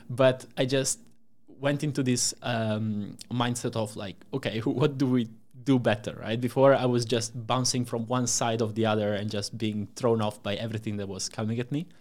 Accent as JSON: {"language": "English", "country": "Italy", "tie": "born or raised there", "moved": "as an adult", "lives_now": "Amsterdam, Netherlands", "said": "I'm from Italy, uh, born and raised there until I came to Amsterdam about, uh, four years ago"}